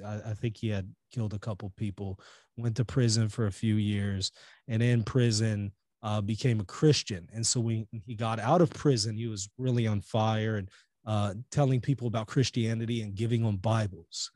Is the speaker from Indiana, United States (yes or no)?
no; Louisiana, United States; also born or lived in Israel; I was born here in the United States in Louisiana